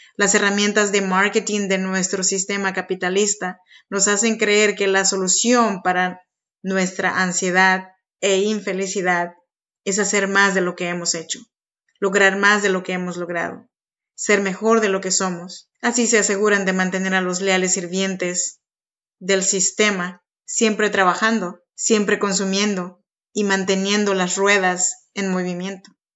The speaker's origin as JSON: {"language": "Spanish", "region": "Oaxaca", "country": "Mexico", "tie": "born or raised there", "moved": "yes", "lives_now": "Sacramento, United States", "said": "Yo soy nacida en Oaxaca, México, y pues nada, aquí vivo extrañando mis raíces"}